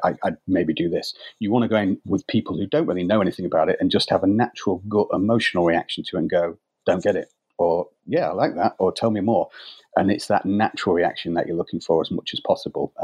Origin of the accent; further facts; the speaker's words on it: United Kingdom; we're British